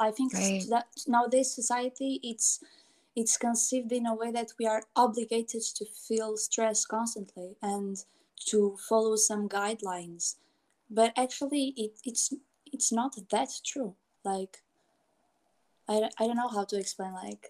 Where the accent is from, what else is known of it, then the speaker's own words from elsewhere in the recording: Portugal; since I grew up in Portugal, which was not my mother country